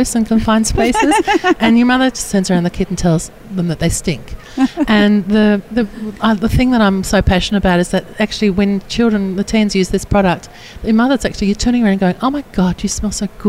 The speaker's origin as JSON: {"language": "English", "country": "Australia", "said": "I come from Australia"}